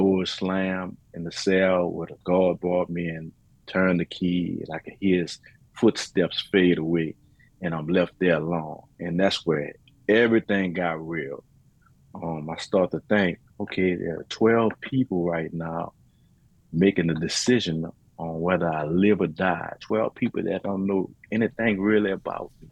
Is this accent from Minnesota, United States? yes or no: no; New Orleans, Louisiana, United States; I'm a native from New Orleans, Louisiana